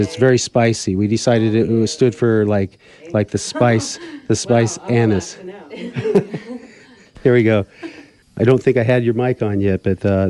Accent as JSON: {"language": "English", "region": "Black Hills of South Dakota", "country": "United States", "tie": "born or raised there"}